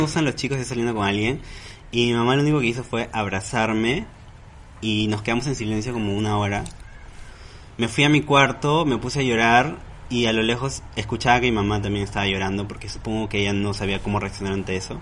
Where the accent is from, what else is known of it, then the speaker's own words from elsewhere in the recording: Huaral, Lima, Peru; yo soy de Huaral, venía a Lima